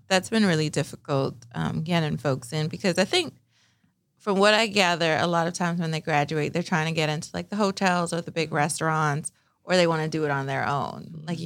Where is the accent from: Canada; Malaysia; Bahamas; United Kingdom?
Bahamas; Nassau, New Providence; moved away; I grew up in Nassau, Bahamas, the land of sun, sand, and sea.